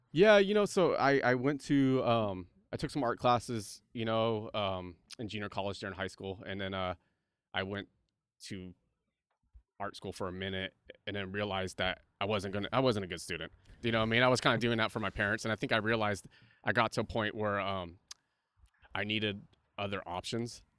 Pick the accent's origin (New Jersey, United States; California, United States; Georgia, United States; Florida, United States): California, United States; Santa Cruz; moved away as an adult; also born or lived in Los Angeles; now in Santa Barbara, United States; I grew up in Santa Cruz, but I grew up in the mountains